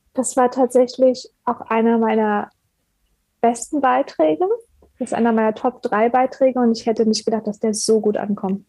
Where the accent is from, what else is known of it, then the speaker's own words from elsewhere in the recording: Berlin, Germany; ich komme ursprünglich aus Berlin